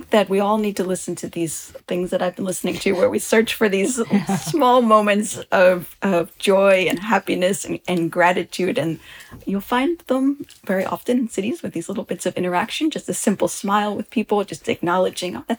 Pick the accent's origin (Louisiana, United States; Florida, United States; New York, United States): New York, United States; outside of New York City, United States; I grew up outside of New York City in the 1980s and 1990s